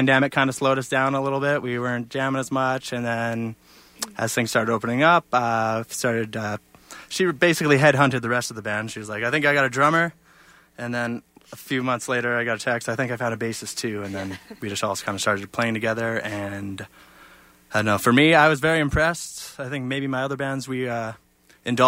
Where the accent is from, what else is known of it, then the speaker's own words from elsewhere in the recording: Lethbridge, Alberta, Canada; my hometown of Lethbridge